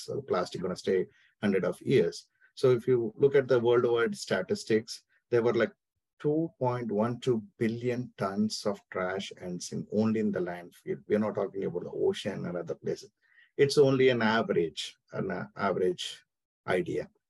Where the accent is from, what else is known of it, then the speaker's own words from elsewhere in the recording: India; moved away as an adult; now in Atlanta, United States; I'm born and brought up in India, so it's been my 14 years I'm living in US